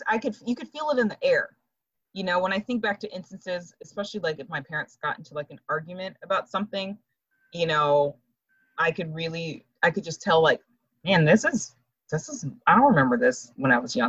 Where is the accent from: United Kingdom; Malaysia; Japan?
Japan; And I only met them once in the years I grew up in Japan.